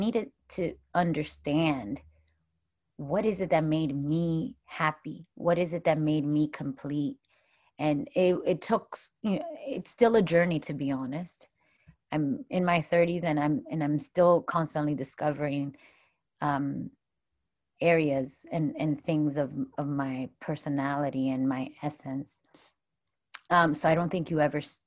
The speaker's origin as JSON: {"language": "English", "town": "Miami", "region": "Florida", "country": "United States", "tie": "born or raised there", "said": "There's girls that I grew up with in Miami"}